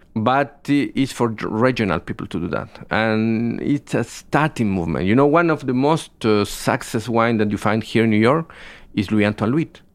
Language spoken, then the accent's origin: English; Biobío, Chile; I am from the south of Chile. I was born in Biobío.